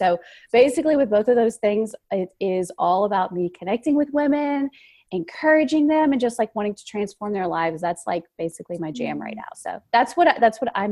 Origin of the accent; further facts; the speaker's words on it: Louisiana, United States; I'm from the South, from Louisiana